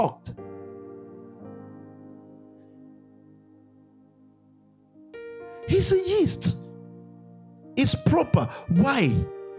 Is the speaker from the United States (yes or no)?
no; Nigeria; growing up in Nigeria